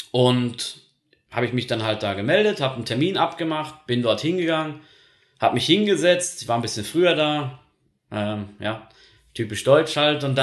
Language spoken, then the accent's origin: German; Zurich, Switzerland; Ihr wisst, ich komme ja aus dem Kanton Zürich, deswegen habe ich auch nur Kontakt jetzt gehabt zu Zürcher Ämtern.